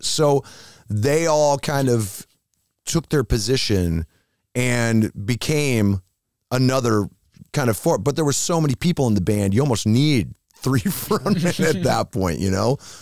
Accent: Iowa, United States; moved away; I'm from Iowa

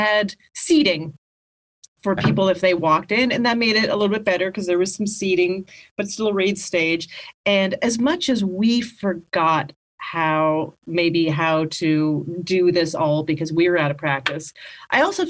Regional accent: Canada; moved away; I grew up in Canada and I started stand-up in Canada

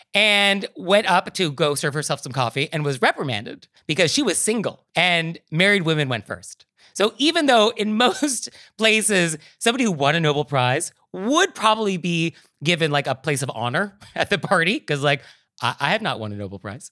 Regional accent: New York, United States; as a New Yorker

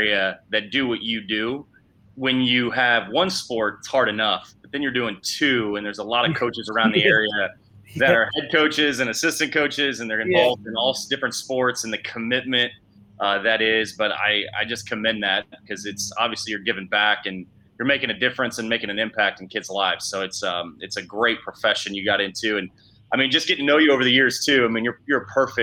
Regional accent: Kansas City, Missouri, United States; I grew up in Kansas City as well. Went to Oak Park High School up in the Northland

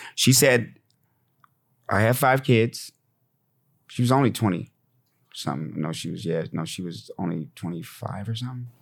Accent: Fort Collins, Colorado, United States; also born or lived in Laramie, Wyoming; I grew up in Fort Collins, Colorado, in Laramie, Wyoming

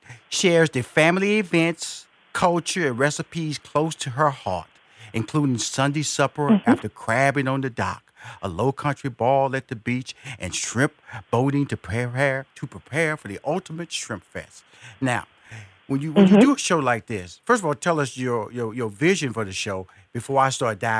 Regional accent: New Orleans, Louisiana, United States; I'm from New Orleans area.

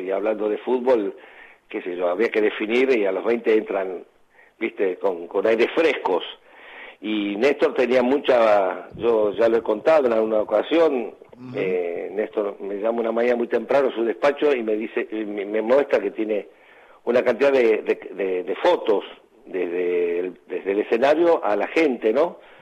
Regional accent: Argentina; moved away as an adult; also born or lived in Santos, Brazil / Sweden

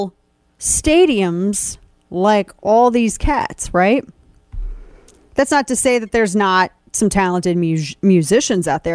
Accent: Missouri, United States; my home state of Missouri

